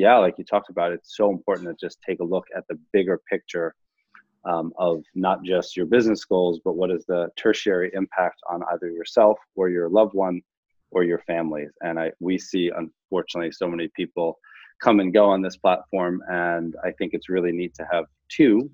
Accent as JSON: {"language": "English", "area": "Long Island", "region": "New York", "country": "United States", "tie": "born or raised there", "said": "I grew up in Long Island"}